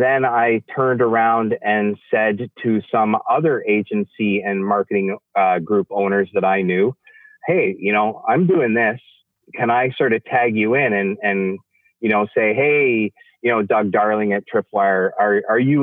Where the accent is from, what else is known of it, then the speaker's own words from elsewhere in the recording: Western Canada, Canada; as a Canadian, and particularly a Western Canadian